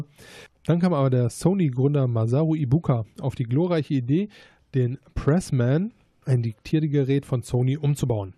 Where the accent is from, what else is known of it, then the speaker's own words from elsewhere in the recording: Gladbach, North Rhine-Westphalia, Germany; zu dem Zeitpunkt bin ich halt noch in Gladbach zur Schule gegangen